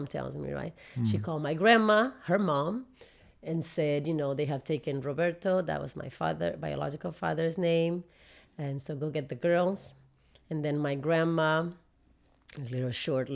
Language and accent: English; Argentina; there had been a coup d'etat in my home country, which is Argentina